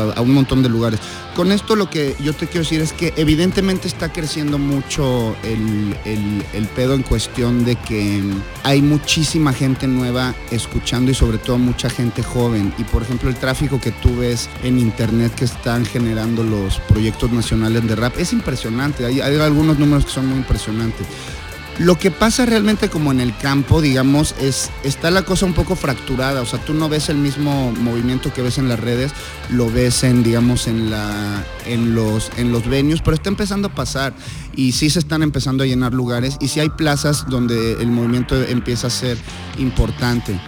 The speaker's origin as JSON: {"language": "Spanish", "country": "Mexico", "said": "como mexicanos"}